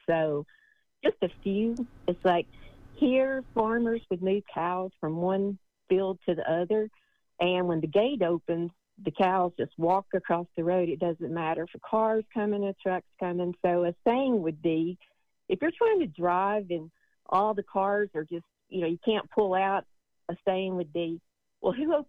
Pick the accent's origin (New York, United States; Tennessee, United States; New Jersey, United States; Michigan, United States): Tennessee, United States; I'm from East Tennessee.